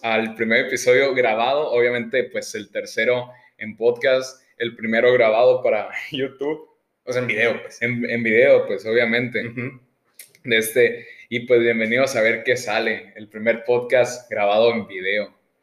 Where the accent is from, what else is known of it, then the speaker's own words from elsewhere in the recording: Sonora, Mexico; como sonorense, muchas veces, así de que sonorense bien, como que estás medio obligado a odiar